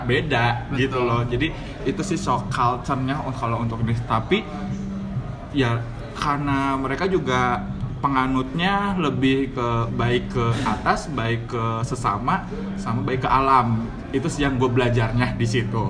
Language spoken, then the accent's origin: Indonesian; Bandung, West Java, Indonesia; kita juga orang Bandung